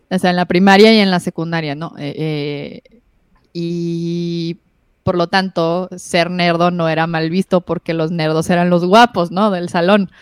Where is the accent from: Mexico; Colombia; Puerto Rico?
Mexico; Ciudad Juárez, Chihuahua; yo crecí en el Infopark. Entonces, yo sí, crecí en el barrio.